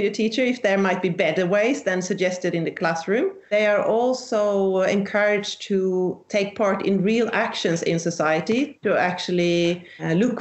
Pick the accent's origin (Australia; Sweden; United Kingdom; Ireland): Sweden; southern Sweden; I'm from Sweden, the southern part of Sweden.